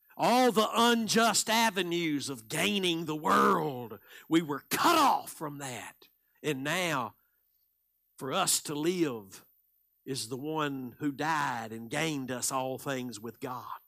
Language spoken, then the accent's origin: English; Texas, United States; I'm from Texas